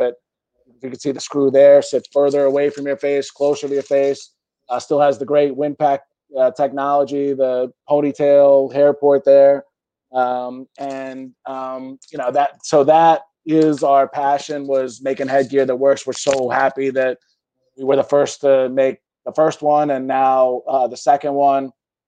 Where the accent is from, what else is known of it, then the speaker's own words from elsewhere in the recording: Philadelphia, Pennsylvania, United States; I grew up in Center City, Philadelphia